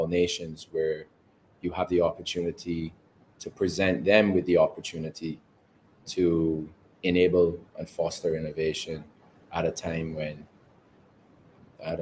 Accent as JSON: {"language": "English", "country": "Barbados", "tie": "born or raised there", "also_born_or_lived": "England / Canada", "said": "I was born in England, but raised in Barbados."}